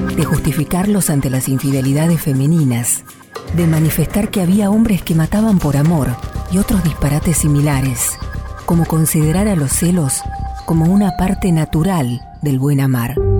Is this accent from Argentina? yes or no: yes; Argentina